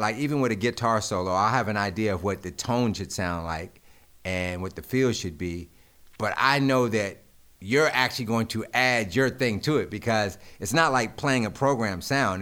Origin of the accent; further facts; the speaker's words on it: Greensboro, North Carolina, United States; I'm from Greensboro